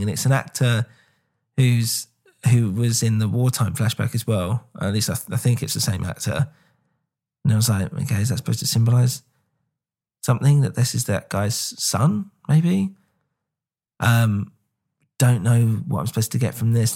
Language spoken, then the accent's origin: English; England, United Kingdom; I'm English